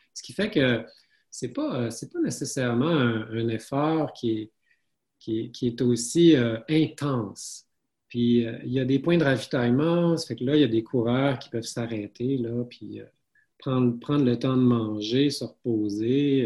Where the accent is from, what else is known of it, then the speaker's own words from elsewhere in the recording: Saguenay, Quebec, Canada; je suis originaire du Saguenay